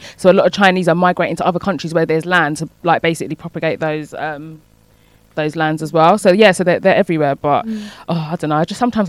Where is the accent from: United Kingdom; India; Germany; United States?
United Kingdom; also born or lived in Ghana; we're British